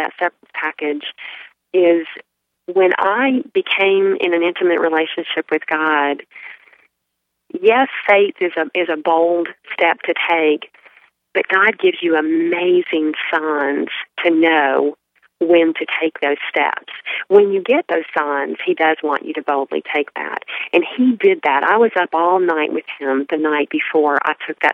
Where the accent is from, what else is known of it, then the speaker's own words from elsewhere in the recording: Alabama, United States; moved away as an adult; also born or lived in Charlotte, North Carolina; now in Charleston, United States; I grew up in Alabama, close to the Gulf Coast